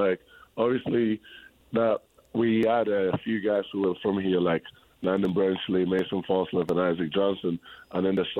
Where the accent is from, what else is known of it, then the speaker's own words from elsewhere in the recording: Spain; English is a second language; So I was born in Spain, right? And in Spain, basketball is a little bit, it's more bigger than in England, how big it is in England. So when I was growing up, when I was a kid, I was like, I had too much energy, right?